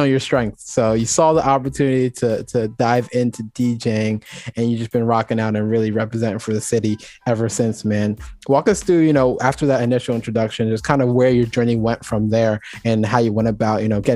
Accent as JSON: {"language": "English", "town": "Ewing", "region": "New Jersey", "country": "United States", "tie": "born or raised there", "also_born_or_lived": "Trenton, New Jersey", "said": "Born in Trenton, but then moved out to Ewing when I was five"}